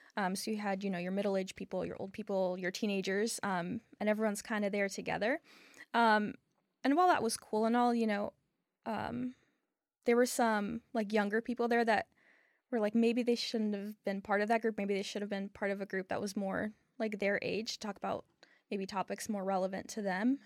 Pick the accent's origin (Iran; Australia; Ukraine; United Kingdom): Ukraine; now in Charlotte, United States; I was born in Ukraine, but I've lived in Charlotte for twenty years